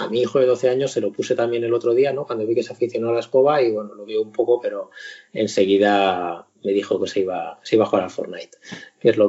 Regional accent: Zaragoza, Aragon, Spain; now in Madrid, Spain; cuando yo, me fui de Zaragoza y me vine aquí a Madrid

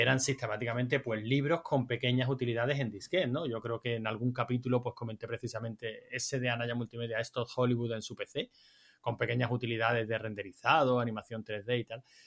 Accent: Andalusia, Spain; yo soy andaluz

